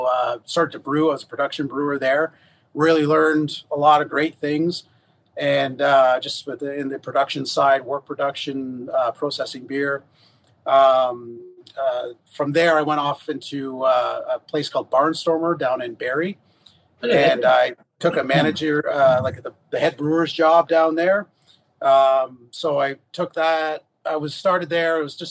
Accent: Huntsville, Alabama, United States; We're both from Huntsville, so it was the whole point was to stay and live here

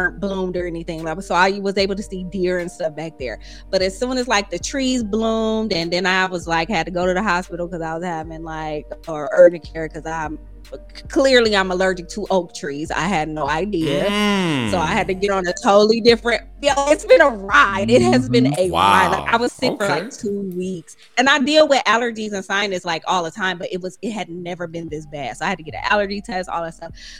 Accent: Toledo, Ohio, United States; moved away; I am from Toledo, Ohio. Flatlands

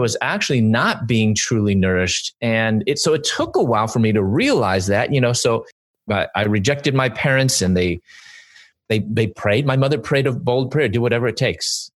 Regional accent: Chicago, Illinois, United States; moved away as an adult; also born or lived in Louisville / Atlanta; I'm from Chicago, and I moved from Chicago to Louisville

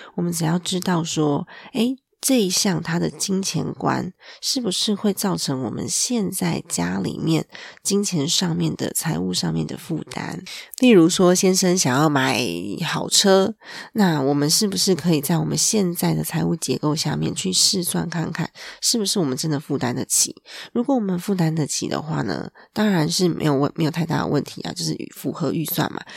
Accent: Taiwan; 我们台湾人的 ，嗯，文化吧，成长背景下

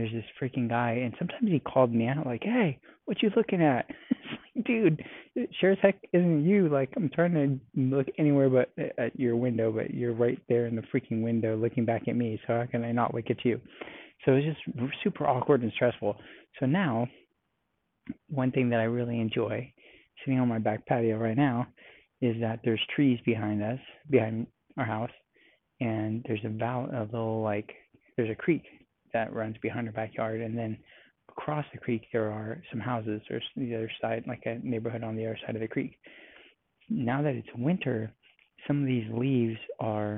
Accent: California, United States; now in Texas, United States; I'm from California

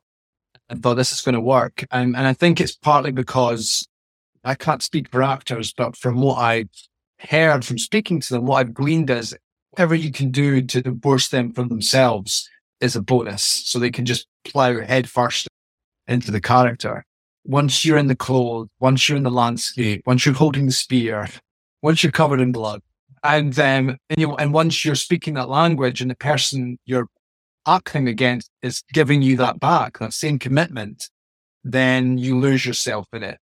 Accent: Scotland, United Kingdom; I'm Scottish

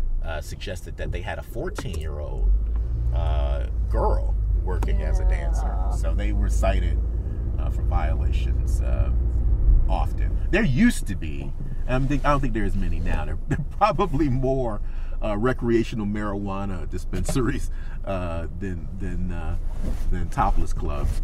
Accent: Detroit, Michigan, United States; in Detroit, my hometown

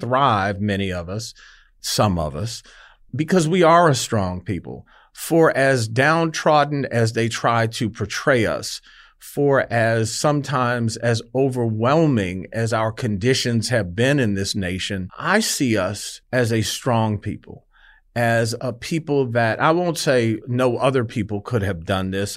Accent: Detroit, Michigan, United States; I grew up in Detroit

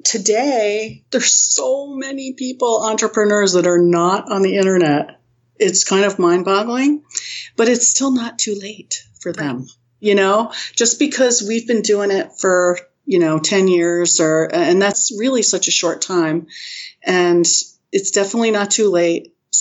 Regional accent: New England, United States; I'm from New England and the Bruins just lost it.

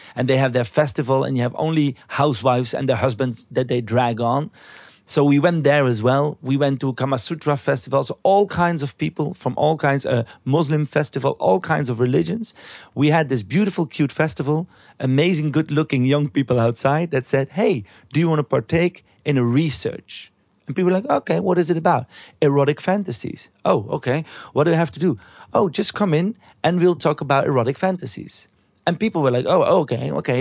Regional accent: Belgium; where I came from in Belgium, 'cause I'm from Belgium

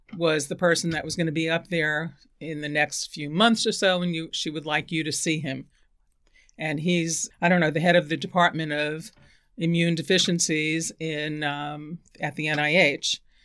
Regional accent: New York City, New York, United States; also born or lived in Bronx, New York / Queens, New York / San Francisco, California; I was born in the Bronx, and my family of six moved to Queens when I was eleven

